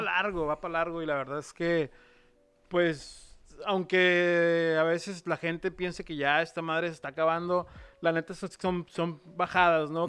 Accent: Mexico; sí soy mexicano y hay mucho orgullo

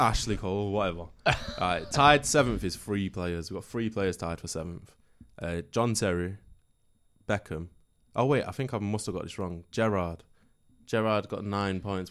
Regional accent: Manchester, North West England, United Kingdom; I'm from Manchester

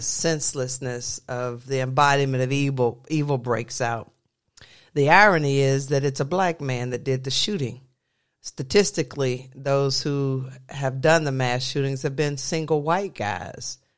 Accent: the South, United States; I grew up in the South

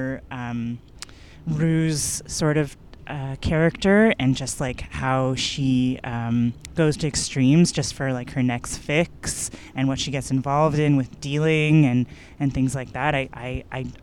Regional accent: Toronto, Ontario, Canada; I grew up in North York. I went to high school in North York.

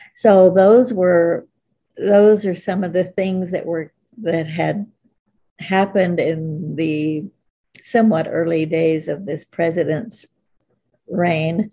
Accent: Oklahoma, United States; moved away as an adult; also born or lived in Africa; now in California, United States; I grew up in Oklahoma

